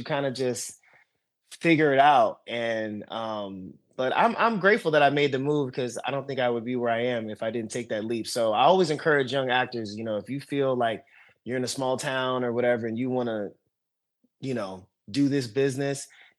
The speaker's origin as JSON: {"language": "English", "region": "East Coast", "country": "United States", "tie": "born or raised there", "said": "You know, I'm born and raised on the East Coast. You know, all my family is from Maryland to Massachusetts to Florida."}